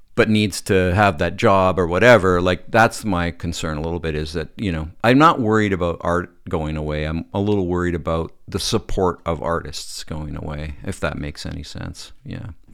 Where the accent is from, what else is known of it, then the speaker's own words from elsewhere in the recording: Calgary, Alberta, Canada; moved away as an adult; also born or lived in Manitoba; now in Toronto, Canada; I grew up in Calgary